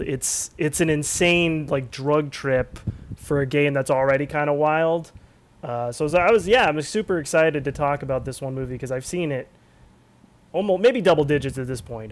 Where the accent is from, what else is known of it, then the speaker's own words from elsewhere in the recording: Southern California, United States; I was born in Southern California